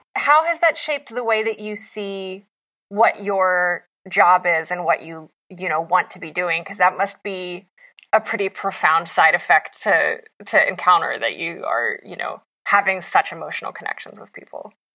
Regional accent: West Virginia, United States; as an Appalachian

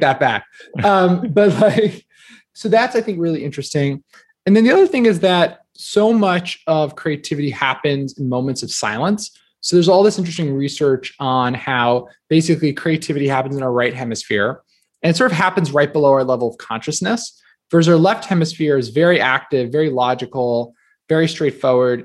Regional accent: New Jersey, United States; I grew up in New Jersey

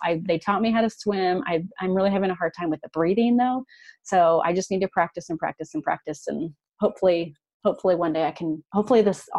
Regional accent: Iowa, United States; also born or lived in Madrid; now in Kansas City, United States; I'm from Iowa. So it's kind of like doing, you know, my home state.

